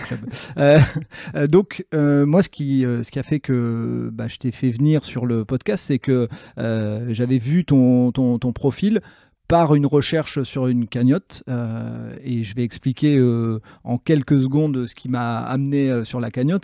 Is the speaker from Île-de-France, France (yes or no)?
no; Nord, Hauts-de-France, France; quand on est du Nord